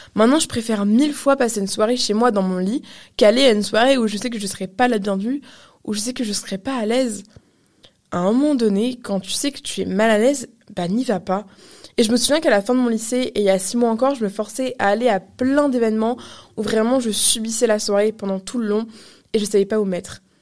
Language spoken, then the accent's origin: French; Canada; je suis canadienne